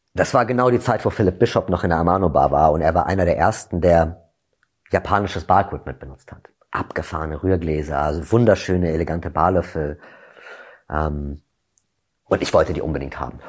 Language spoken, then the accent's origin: German; Berlin, Germany; also born or lived in London; ich komme aus Berlin